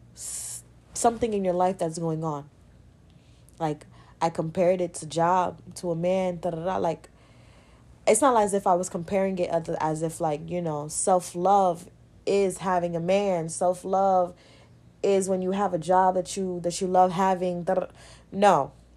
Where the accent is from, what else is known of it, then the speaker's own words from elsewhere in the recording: New York, United States; I'm from New York